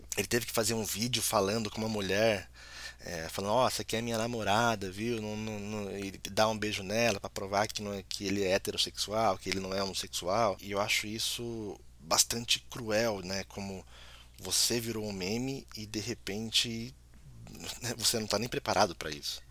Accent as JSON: {"language": "Portuguese", "country": "Brazil", "said": "como brasileiro"}